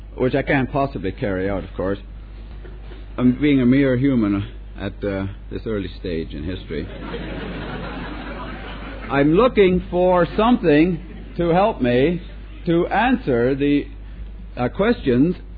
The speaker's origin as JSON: {"language": "English", "country": "Canada", "also_born_or_lived": "Britain", "moved": "as an adult", "lives_now": "United Kingdom", "said": "I'm Canadian. Still am. I've been in Britain over 25 years."}